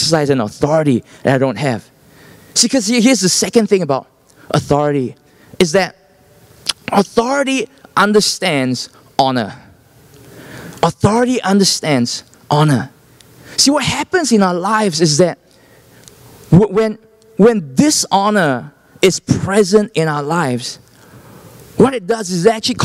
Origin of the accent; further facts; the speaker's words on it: Singapore; I'm from Singapore